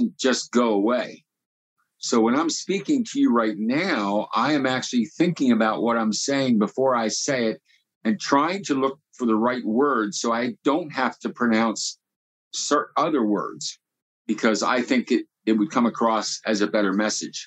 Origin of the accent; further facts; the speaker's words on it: Lancaster, Pennsylvania, United States; I was born in Lancaster